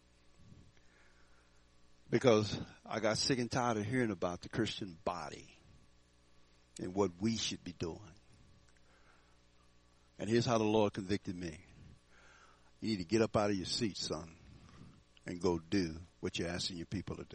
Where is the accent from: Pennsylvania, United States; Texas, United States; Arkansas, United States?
Texas, United States; Houston; now in Fort Collins, United States; I grew up in Houston, Texas